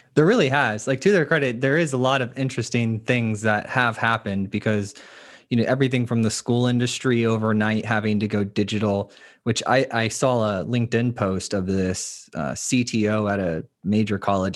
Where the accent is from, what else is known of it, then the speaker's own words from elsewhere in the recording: Florida, United States; I'm from the Sunshine State